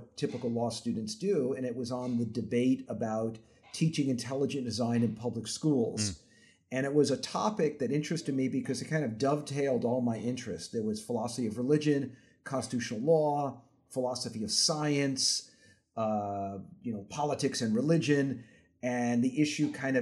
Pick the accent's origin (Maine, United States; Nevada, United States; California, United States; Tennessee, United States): Nevada, United States; Las Vegas; also born or lived in Brooklyn; I was hired at the University of Nevada, Las Vegas, where I grew up. I grew up in Vegas